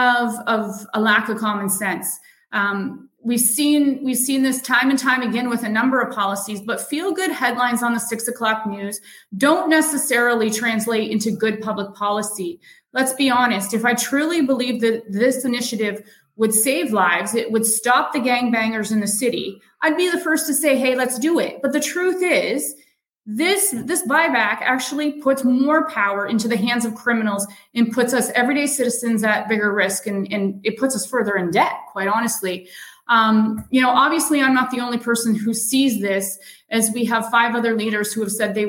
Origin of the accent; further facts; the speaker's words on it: Delhi, Ontario, Canada; I was born and raised in Delhi. I'm a Delhi Raider.